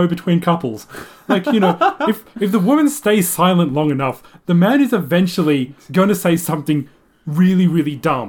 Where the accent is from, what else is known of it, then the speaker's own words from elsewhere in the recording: Sydney, New South Wales, Australia; also born or lived in Japan; when I was going to school in Sydney, when my primary school there